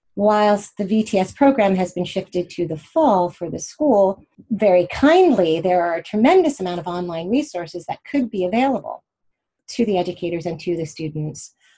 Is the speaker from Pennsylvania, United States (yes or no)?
yes; Pittsburgh, Pennsylvania, United States; also born or lived in Indianapolis, Indiana / Sewickley, Pennsylvania; I grew up in Pennsylvania, in Pittsburgh and right outside of Pittsburgh, Pennsylvania, in Sewickley, and also in Indianapolis, Indiana